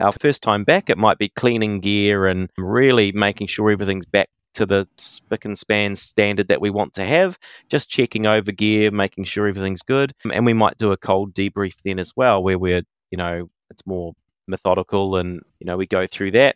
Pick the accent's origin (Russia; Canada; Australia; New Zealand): New Zealand; I'm non-Māori, but I see myself as a Kiwi, as a New Zealander